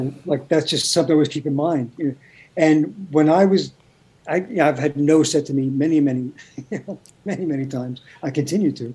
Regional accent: New York City, New York, United States; I grew up in Brooklyn.

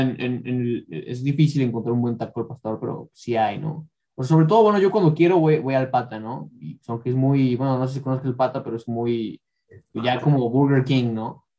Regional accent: Mexico City, Mexico; now in Ecatepec, Mexico; yo también soy de la Ciudad de México

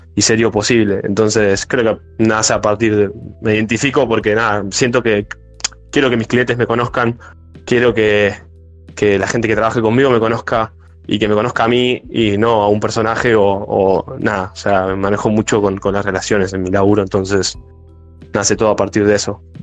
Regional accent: Martínez, Buenos Aires Province, Argentina; nosotros somos de capital, de, perdón, de zona norte, de, de Bulognes, Muere, yo soy de Martínez

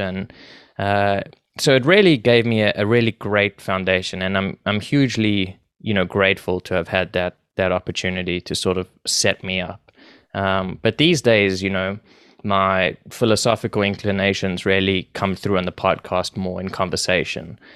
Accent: Johannesburg, Gauteng, South Africa; moved away as an adult; now in Toronto, Canada; I grew up in South Africa, in Johannesburg

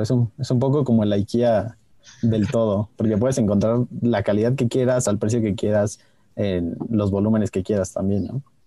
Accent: Mexico

